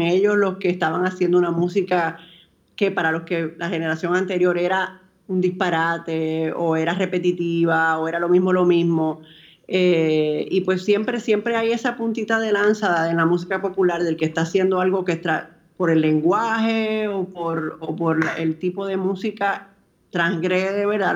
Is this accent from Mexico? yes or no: no; Dominican Republic; born or raised there